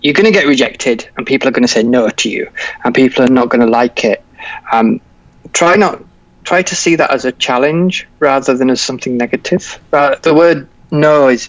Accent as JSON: {"language": "English", "region": "Yorkshire and the Humber", "country": "United Kingdom", "said": "I'm from Yorkshire"}